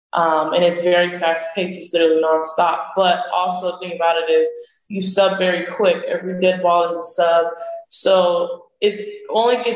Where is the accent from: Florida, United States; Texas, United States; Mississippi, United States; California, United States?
Florida, United States; Palm Beach; also born or lived in Puerto Rico; my hometown